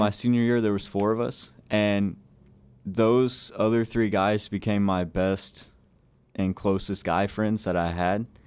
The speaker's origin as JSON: {"language": "English", "town": "Buna", "region": "Texas", "country": "United States", "said": "I'm originally from Buna, Texas, so in this area"}